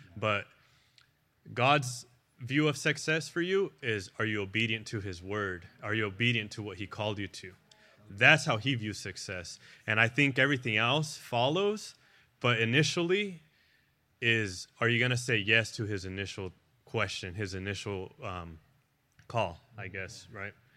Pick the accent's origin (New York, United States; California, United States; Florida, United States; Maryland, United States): California, United States; National City; moved away; I'm from National City down in San Diego.